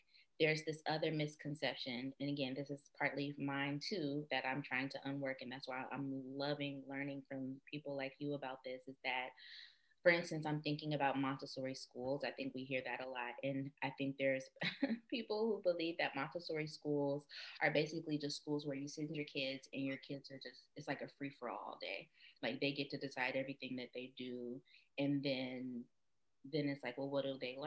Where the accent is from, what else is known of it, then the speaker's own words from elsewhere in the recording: United States; We are American